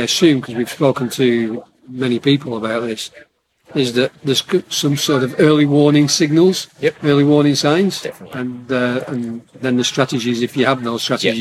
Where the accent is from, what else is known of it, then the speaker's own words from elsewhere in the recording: Southport, North West England, United Kingdom; I'm from Southport